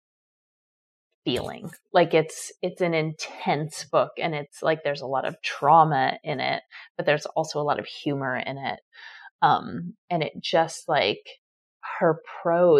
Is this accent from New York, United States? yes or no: yes; New York City, New York, United States; I grew up on the Upper West Side